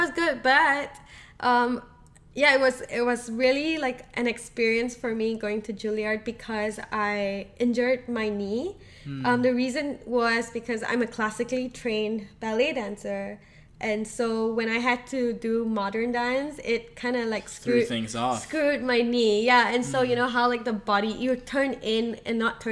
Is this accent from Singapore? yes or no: yes; Singapore; now in United States; So I am from Singapore, and that's in Southeast Asia.